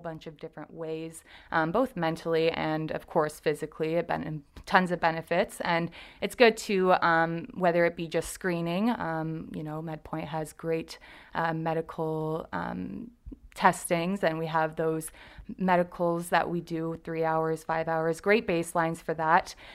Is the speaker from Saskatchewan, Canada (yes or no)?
no; Windsor, Ontario, Canada; I went to Saint Clair College, so I'm from Windsor